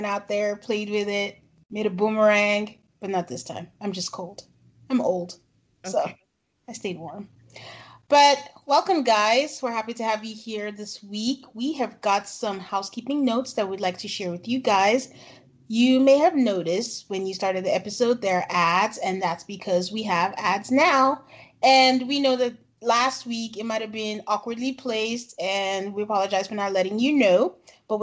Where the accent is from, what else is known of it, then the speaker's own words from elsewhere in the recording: Nigeria; we're both from Nigeria